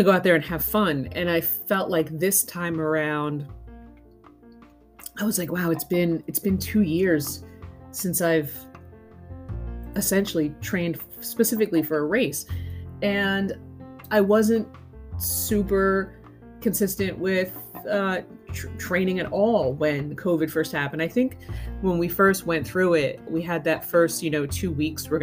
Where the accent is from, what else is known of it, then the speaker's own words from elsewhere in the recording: Northeast, United States; moved away; I'm originally from the Northeast